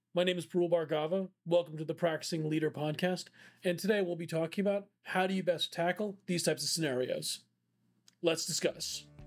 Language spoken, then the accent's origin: English; India; I'm Indian